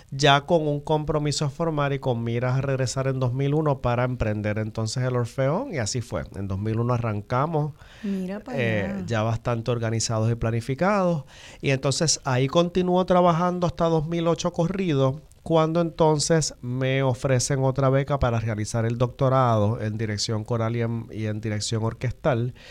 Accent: Río Piedras, Puerto Rico; Yo soy de acá, de Río Piedra, ¿verdad? El área metropolitana.

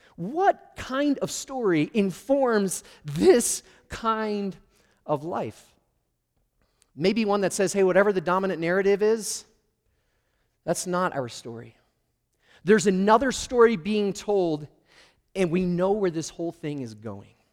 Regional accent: Michigan, United States; also born or lived in Schroon Lake, New York; we moved from New York to Michigan

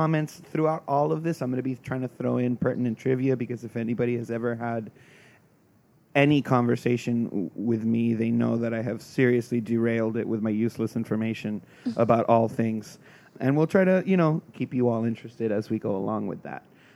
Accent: South Florida, United States; I'm from South Florida

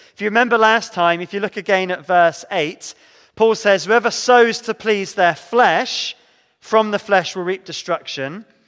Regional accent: Devon, South West England, United Kingdom; growing up in Devon, my church did much good for me.

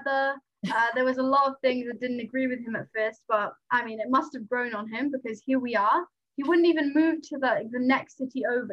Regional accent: Wales, United Kingdom; first language Nepali; English is a second language

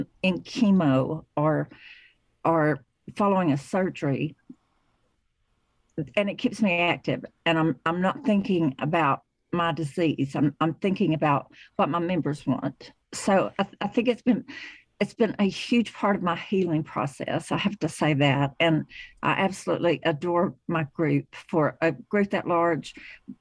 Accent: Chattanooga, Tennessee, United States; I am originally from the Chattanooga, Tennessee area

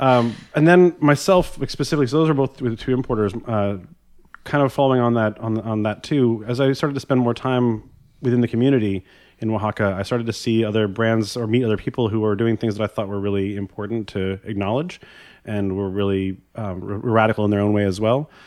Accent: Vermont, United States; I grew up in Vermont in the, kind of among the organic farming community of Vermont

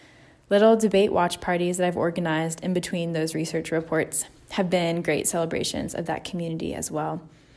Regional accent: Florida, United States; senior at Washington and Lee this year. I have the privilege of representing my home state as the state chair of the Florida delegation.

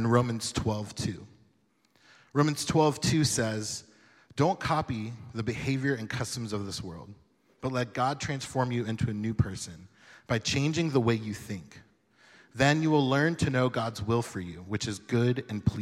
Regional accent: Jacksonville, Florida, United States; I'm from Jacksonville, Florida

